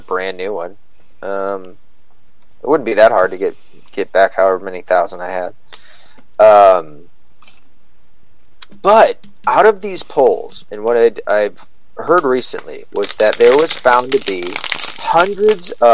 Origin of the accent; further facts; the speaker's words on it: Scotland, United Kingdom; I'm Scottish